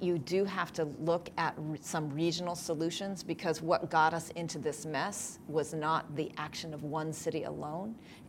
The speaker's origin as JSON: {"language": "English", "town": "Oakland", "region": "California", "country": "United States", "tie": "born or raised there", "said": "this is my hometown. This is the city I was born and raised"}